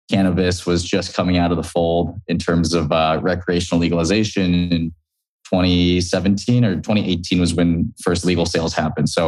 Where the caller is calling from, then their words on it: San Francisco, California, United States; Yeah, I'm calling in from San Francisco today.